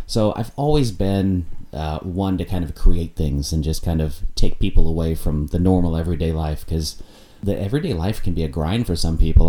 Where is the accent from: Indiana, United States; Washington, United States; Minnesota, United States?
Indiana, United States; Indianapolis; moved away as an adult; also born or lived in Chattanooga, Tennessee / Gainesville, Florida; now in Milwaukee, United States; Indianapolis, Indiana, where I'm from. Mm-hmm. Indiana's my home state.